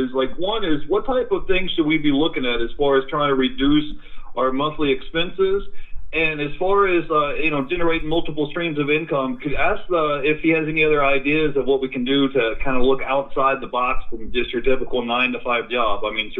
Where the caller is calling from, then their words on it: Florida, United States; from Florida.